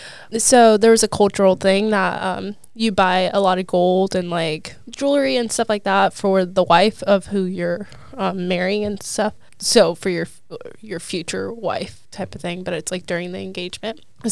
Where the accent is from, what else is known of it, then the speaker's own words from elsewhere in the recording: Liberty, Missouri, United States; So I am from Liberty, Missouri, but my family is from Sudan, right in Africa, right below Egypt